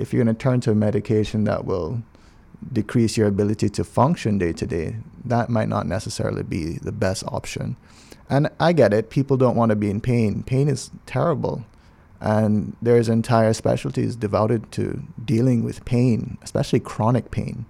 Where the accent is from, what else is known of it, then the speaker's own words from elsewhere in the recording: Cayman Islands; also born or lived in Grenada / New York City; I'm from Cayman.